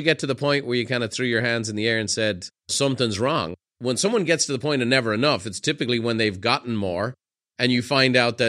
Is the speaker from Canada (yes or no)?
no; Ireland; I grew up in Ireland